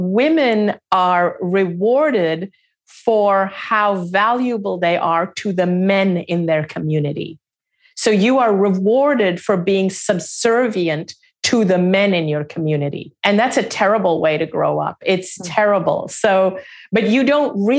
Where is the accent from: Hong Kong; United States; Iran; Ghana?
Hong Kong; also born or lived in Singapore; I didn't grow up in India. They left India even before I was born. I grew up outside of India. I was born in Singapore. I grew up in Hong Kong.